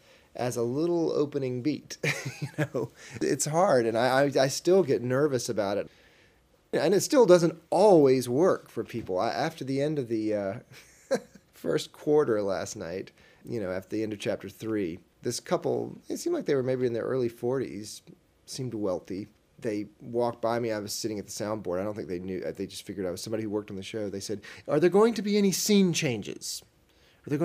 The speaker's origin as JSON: {"language": "English", "region": "the South", "country": "United States", "said": "I'm from the South"}